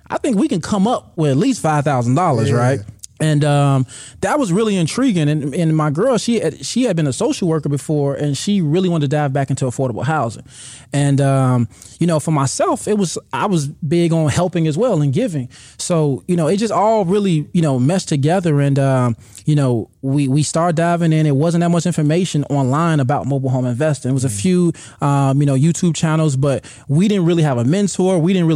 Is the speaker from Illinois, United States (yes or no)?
yes; Chicago, Illinois, United States